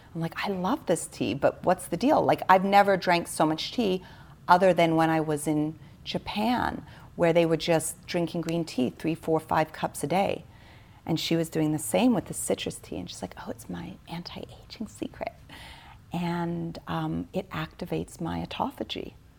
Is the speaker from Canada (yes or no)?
no; Switzerland; born or raised there